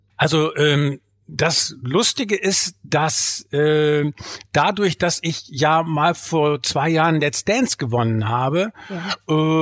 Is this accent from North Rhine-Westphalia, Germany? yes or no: yes; Bielefeld, North Rhine-Westphalia, Germany; ich komme aus Bielefeld